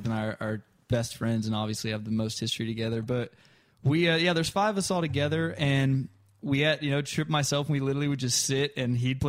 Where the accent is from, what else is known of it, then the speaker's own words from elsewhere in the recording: Smyrna, Tennessee, United States; also born or lived in Chattanooga, Tennessee; I grew up in Smyrna, south of Nashville.